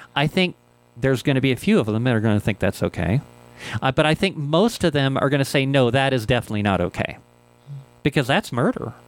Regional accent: Ohio, United States; now in Albuquerque, United States; This is where I grew up. I grew up in Ohio.

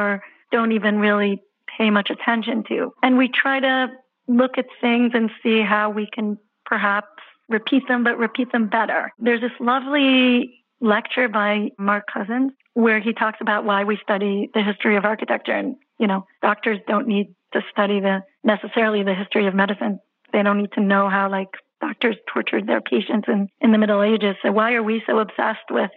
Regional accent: Israel; moved away as an adult; also born or lived in Jerusalem, Israel; now in New York City, United States; I'm originally from Israel

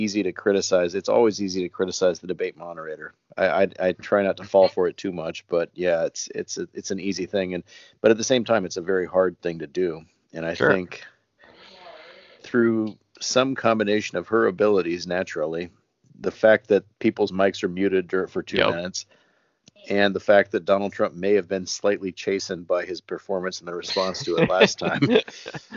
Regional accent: United States; moved away as an adult; now in South Korea; I'm an American living overseas

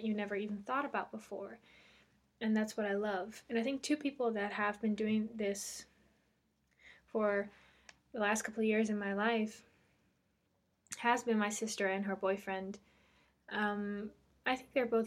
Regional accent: Netherlands; English is a second language; English isn't my first language. I am Dutch. I'm from Holland.

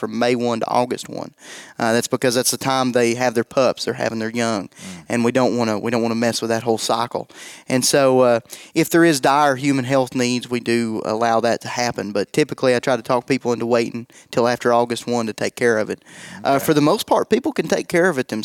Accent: East Tennessee, United States; I'm from East Tennessee, so I mispronounce things

